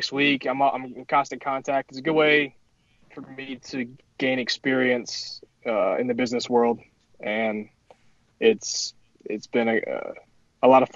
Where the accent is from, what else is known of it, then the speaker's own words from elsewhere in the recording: Winston-Salem, North Carolina, United States; a Winston-Salem company, which is my hometown